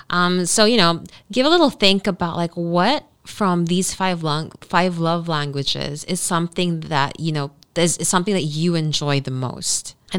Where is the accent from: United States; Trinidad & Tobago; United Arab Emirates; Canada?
United Arab Emirates; Dubai; you know, I grew up in Dubai.